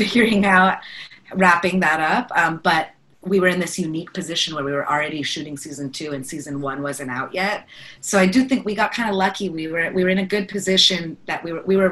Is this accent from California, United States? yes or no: yes; Bay Area, California, United States; we're both from the Bay Area